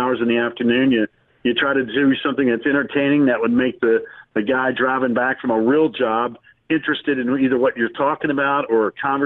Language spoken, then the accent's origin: English; Winston-Salem, North Carolina, United States; Growing up in Winston-Salem, I was a big NC State fan growing up as a kid